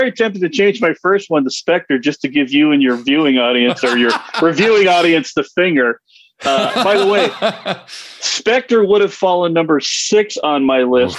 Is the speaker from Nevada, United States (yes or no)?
yes; Las Vegas, Nevada, United States; because it was in Las Vegas, right, and that's my hometown